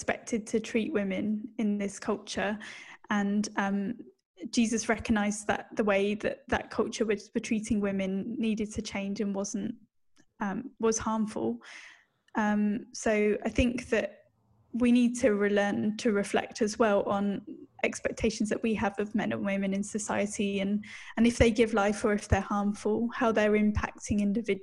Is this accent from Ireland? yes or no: no; United Kingdom; accent: British; now in Australia; you can tell that I'm British from my accent